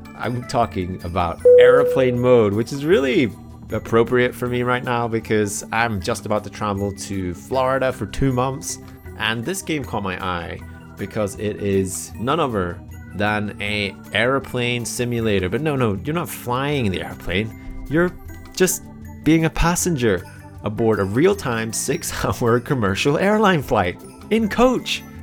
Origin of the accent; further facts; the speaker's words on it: United Kingdom; being British and growing up with a lot of various TV shows